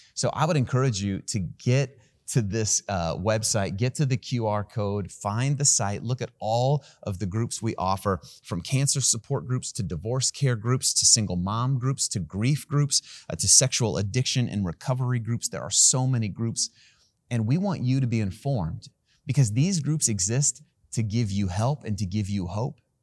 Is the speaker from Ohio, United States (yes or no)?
yes; Van Wert, Ohio, United States; I was born in a town called Van Wert, Ohio